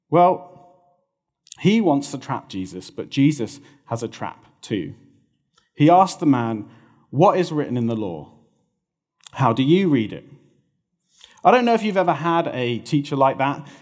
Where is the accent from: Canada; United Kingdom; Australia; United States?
United Kingdom